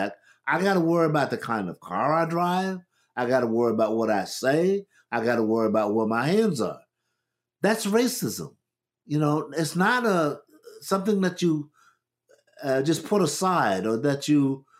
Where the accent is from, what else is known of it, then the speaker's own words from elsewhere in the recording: United States; We grew up in America.